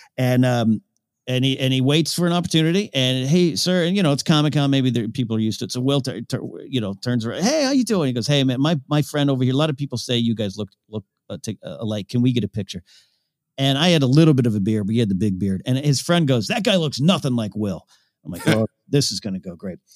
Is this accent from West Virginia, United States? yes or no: no; Pismo Beach, California, United States; moved away; my hometown in Pismo Beach